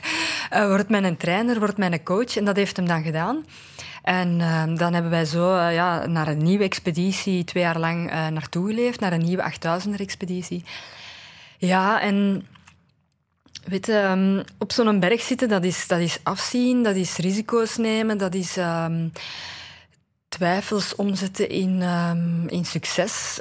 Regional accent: Aarschot, Flanders, Belgium; ik ben van Aarschot

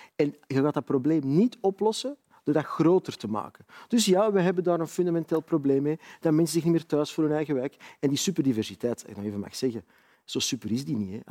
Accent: Antwerp, Flanders, Belgium; Ik ben opgegroeid in de Kennotstraat in Antwerpen

